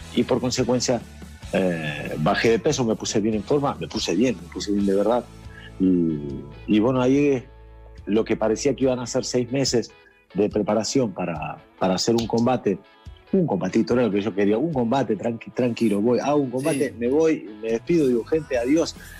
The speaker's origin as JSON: {"language": "Spanish", "country": "Argentina", "moved": "yes", "lives_now": "Madrid, Spain", "said": "soy conocido como Argentina"}